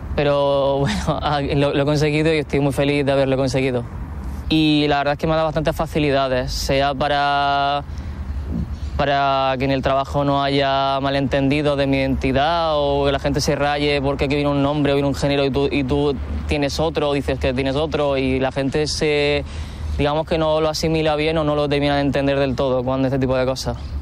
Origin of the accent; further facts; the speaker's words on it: Almería, Andalusia, Spain; now in Seville, Spain; soy de Almería, aunque ahora vivo en Sevilla